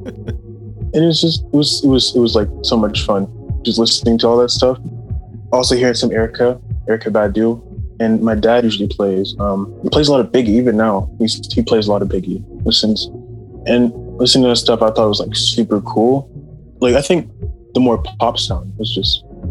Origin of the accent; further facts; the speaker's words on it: Maryland, United States; I'm from Maryland.